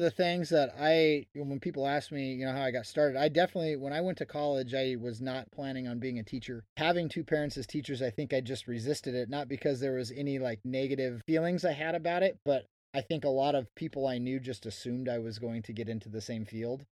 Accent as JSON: {"language": "English", "region": "Oregon", "country": "United States", "tie": "born or raised there", "said": "I grew up in Oregon, but I am not a hunter"}